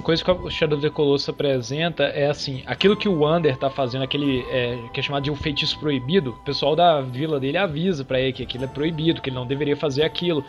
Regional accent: Brazil; nós somos brasileiros

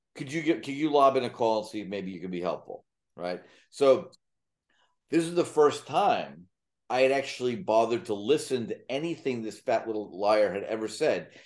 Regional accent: New York, United States; moved away as an adult; now in Florida, United States; having been a native New Yorker who left when, when Warren Wilhelm Junior was elected mayor

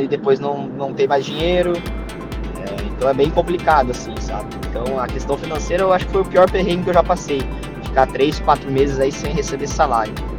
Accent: Curitiba, Paraná, Brazil; moved away as an adult; now in France; sou natural de Curitiba, do bairro do Xaxim, e atualmente eu sou estou vivendo na França

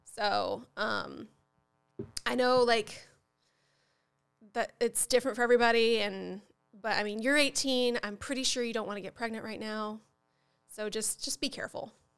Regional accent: Upper Midwest, United States; also born or lived in Southern United States; I was born in the South, but I wasn't raised in the South. I was raised in the, in the, uh, you know, like, upper Midwest

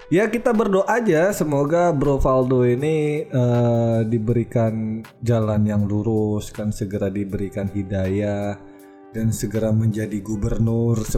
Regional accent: North Sumatra, Indonesia; also born or lived in East Java; eh aku gini-gini walaupun aku anak Sumatera Utara kemudian berproses di Jawa Timur

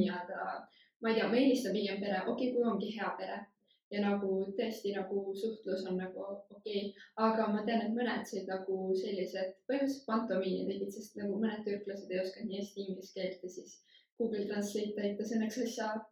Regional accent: Valga County, Estonia; tulen Valgamaalt

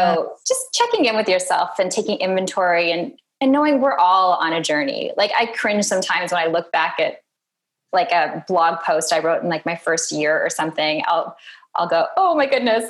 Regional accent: Minnesota, United States; moved away; I'm from Minnesota

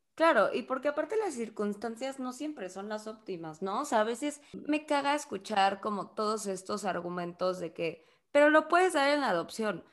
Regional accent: Mexico; nosotras somos de México

